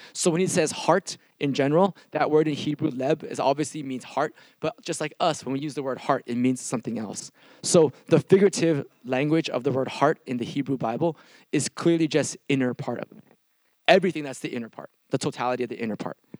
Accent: Milpitas, California, United States; I'm from a small town called Milpitas

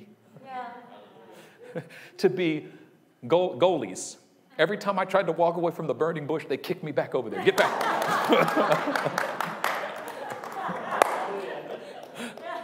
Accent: Oakland, California, United States; also born or lived in Union City, California; I'm from Oakland. I was born in Oakland. I was raised in Oakland

